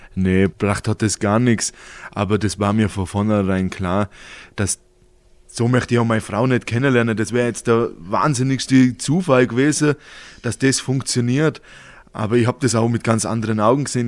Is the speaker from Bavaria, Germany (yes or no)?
yes; Halblech, Bavaria, Germany; ich bin ein Halblöcher, das ist mein Heimat